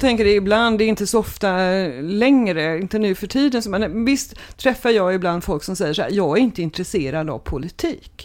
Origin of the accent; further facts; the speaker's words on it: Trollhättan, Västra Götaland, Sweden; moved away as an adult; now in Mölndal, Sweden; jag är född i Trollhättan